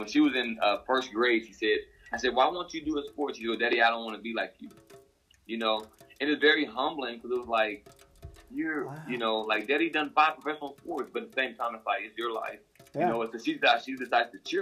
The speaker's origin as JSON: {"language": "English", "town": "Joplin", "region": "Missouri", "country": "United States", "tie": "born or raised there", "said": "from my hometown, Joplin, here in Joplin."}